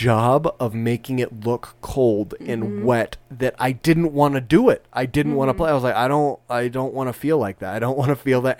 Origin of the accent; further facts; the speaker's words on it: Southern California, United States; moved away; I grew up in Southern California, okay.